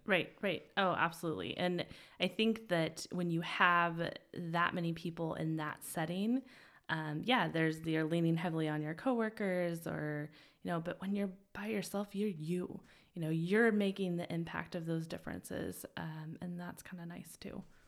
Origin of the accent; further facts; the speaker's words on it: Twin Falls, Idaho, United States; also born or lived in Utah / Boise; I'm actually from Idaho. Yeah. So Um, small town in the middle of nowhere near South Central Idaho, Twin Falls area.